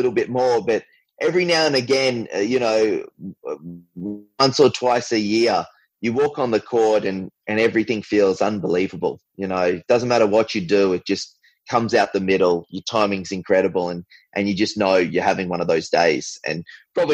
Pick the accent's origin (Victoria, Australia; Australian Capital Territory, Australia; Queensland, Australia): Queensland, Australia; Brisbane; I was from Queensland